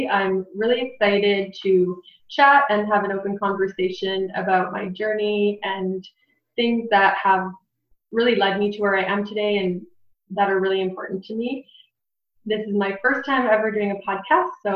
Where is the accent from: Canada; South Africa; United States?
Canada; Barrie, Ontario; I was born and raised in Barrie